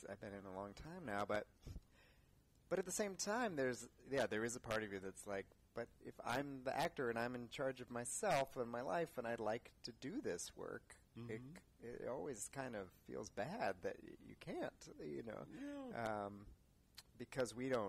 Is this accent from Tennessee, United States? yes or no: no; Los Altos, California, United States; also born or lived in Santa Barbara, California / Orange County, California / Palo Alto, California; Pretty close to here, South Bay